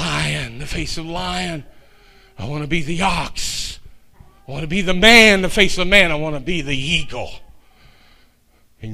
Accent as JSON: {"language": "English", "region": "Kentucky", "country": "United States", "said": "I'm a Shecky from Kentucky"}